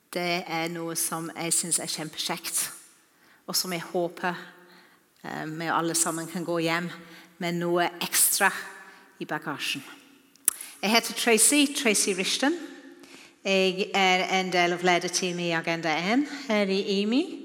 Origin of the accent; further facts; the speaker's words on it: Wales, United Kingdom; Norwegian is a second language; now in Norway; Dere har sikkert hørt at jeg ikke er norsk. Jeg taler ikke akkurat som dere. Jeg kommer fra Wales